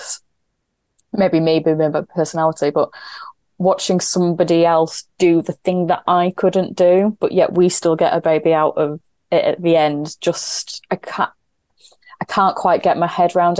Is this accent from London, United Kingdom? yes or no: no; Yorkshire and the Humber, United Kingdom; I'm a Yorkshire woman